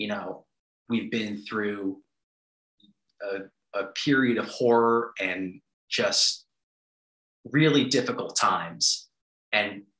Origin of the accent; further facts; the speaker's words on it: New York, United States; now in Washington, D.C., United States; I'm from New York. 9/11 was an extremely profound moment for my city